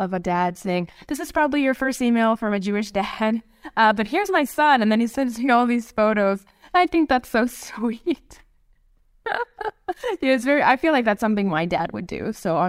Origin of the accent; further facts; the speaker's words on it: Canada; now in Israel; I really wish that they had said that I moved to Israel from Canada, because...